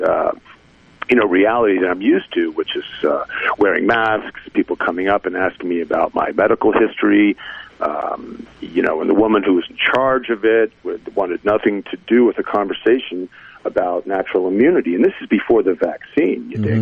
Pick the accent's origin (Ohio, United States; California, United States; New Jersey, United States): New Jersey, United States; growing up in New Jersey